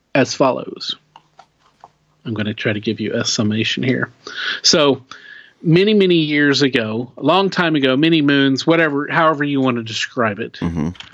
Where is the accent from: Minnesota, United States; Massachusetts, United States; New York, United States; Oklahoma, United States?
Oklahoma, United States; we're we're we're from Oklahoma.